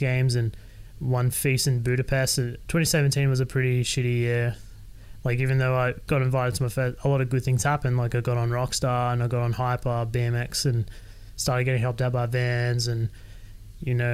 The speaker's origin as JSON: {"language": "English", "town": "Sydney", "region": "New South Wales", "country": "Australia", "tie": "born or raised there", "moved": "as an adult", "said": "I was born and raised in Sydney. I lived with my parents until I was 25"}